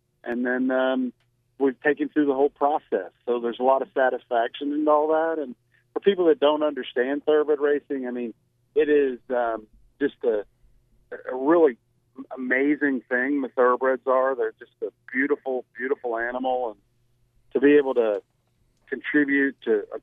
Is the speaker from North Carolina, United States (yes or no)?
no; Fort Smith, Arkansas, United States; I was born in Fort Chaffee, which is, I guess, now Fort Smith